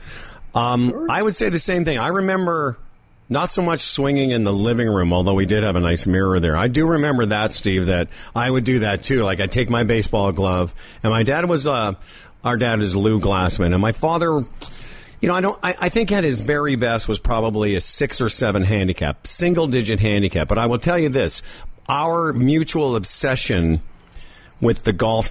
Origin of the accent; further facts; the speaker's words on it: Moose Jaw, Saskatchewan, Canada; We grew up in Moose Jaw, Saskatchewan.